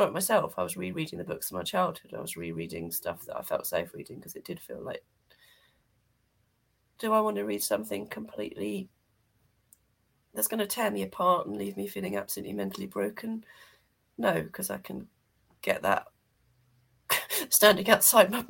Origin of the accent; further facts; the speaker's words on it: United Kingdom; as a British person